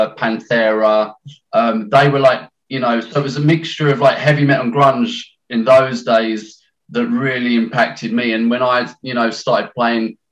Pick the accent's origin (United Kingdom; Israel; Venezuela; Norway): United Kingdom; London; now in Essex, United Kingdom; I'm from London. I was born in London